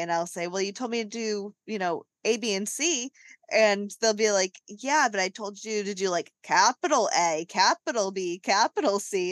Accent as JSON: {"language": "English", "region": "New England", "country": "United States", "tie": "born or raised there", "said": "us growing up in New England"}